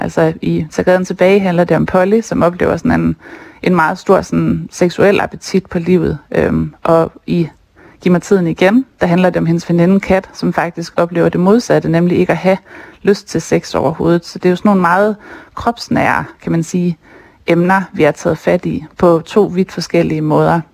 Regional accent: Skagen, North Denmark Region, Denmark; now in Copenhagen, Denmark; den by, jeg selv er vokset op

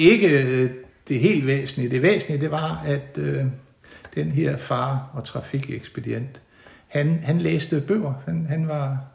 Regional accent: Hinnerup, Central Denmark Region, Denmark; now in Haderslev, Denmark; Jeg kommer fra, fra Midtjylland, øh, fra en stationsby, der hedder Hinderup, der ligger mellem Aarhus og Randers. og jeg boede, jeg, mine første 10 år boede jeg i en lille dalsænkning

